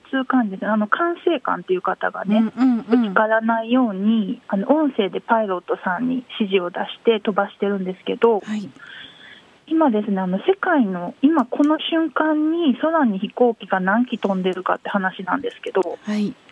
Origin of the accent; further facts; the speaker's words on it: Kyoto, Japan; now in Shiga, Japan; 私だからあの京都生まれなんです生粋の